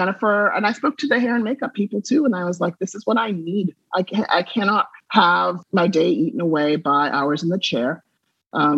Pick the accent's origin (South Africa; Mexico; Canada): South Africa; moved away; I was raised in South Africa during apartheid